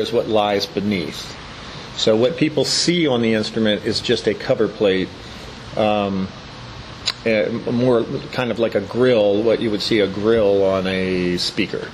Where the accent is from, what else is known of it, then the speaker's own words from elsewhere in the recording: Hagerstown, Maryland, United States; I grew up in Hagerstown, and um, um, basically, I've lived here all my life